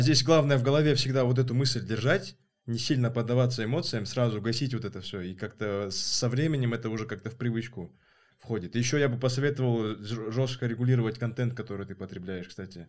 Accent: Kazakhstan

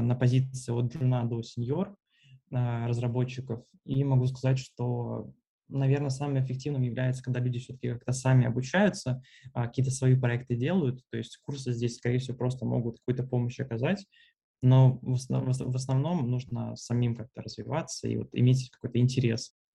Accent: Smolensk, Smolensk Oblast, Russia; also born or lived in Moscow, Russia; now in Turkey; в Турцию я приехал из Москвы 4 месяца назад. А, собственно, это, в принципе, третий мой город, а, в котором я живу. До этого был Смоленск.

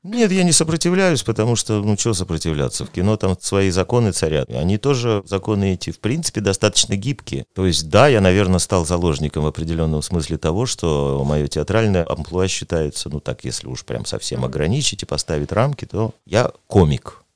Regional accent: Tyumen, Tyumen Oblast, Russia; я не сибиряк, а уралец все-таки

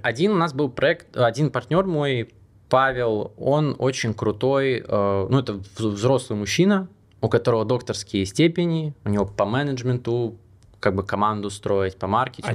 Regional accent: Belarus; now in Monaco; я сам белорус

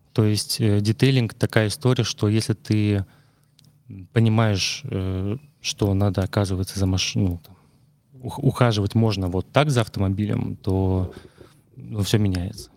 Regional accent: Murmansk, Murmansk Oblast, Russia; moved away; я из Мурманска

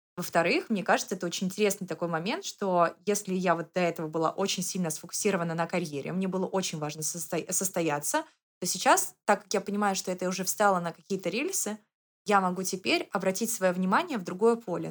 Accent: Saint Petersburg, Russia; now in Moscow, Russia; я выросла в Санкт-Петербурге, это мой родной город, и я потом переехала в Москву

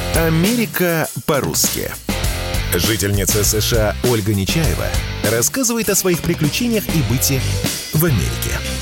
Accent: Russia; moved away as an adult; now in New York, United States; я, конечно, признаюсь, что из России

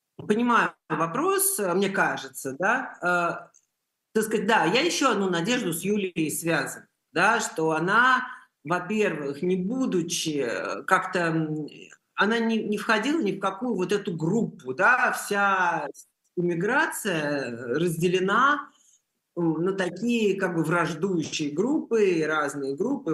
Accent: Russia; moved away; Я из России

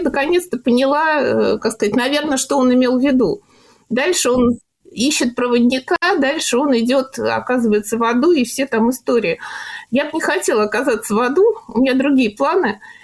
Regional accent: Moscow, Russia; Мне 54 года, я москвичка.

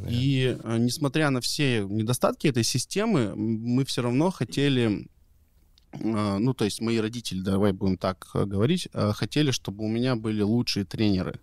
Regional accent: Omsk, Omsk Oblast, Russia; moved away; also born or lived in United States; я и родился в Омске, у меня родители там а, познакомились и жили

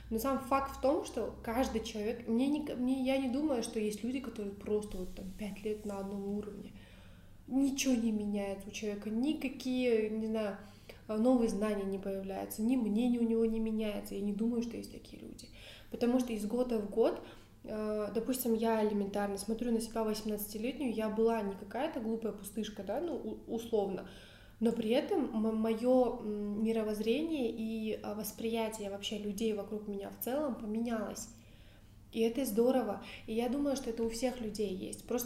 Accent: Pavlodar, Pavlodar Region, Kazakhstan; өзім павлодардың тумасымын яғни солтүстіктен менің қазақшамды ә, маған жақын таныстарым айтады сенің қазақшаңды түсінбейміз дейді өйткені сенің қазақшаң тым таза тым әдеби ешқандай диалект сөздер жоқ

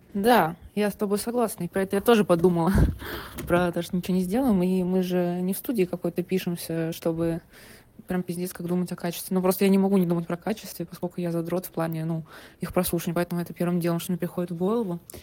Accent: Moscow, Russia; also born or lived in Saint Petersburg, Russia; Я родилась в Москве и большую часть жизни прожила в этом городе

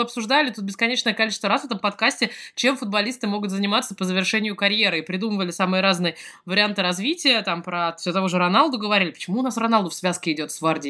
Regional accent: Moscow, Russia; moved away; я сама из Москвы

